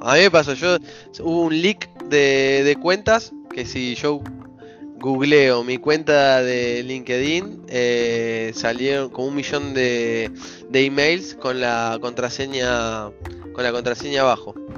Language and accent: Spanish; Ramos Mejía, Buenos Aires Province, Argentina; moved away; yo di vueltas por el mundo, pero soy de Ramos Mejía originalmente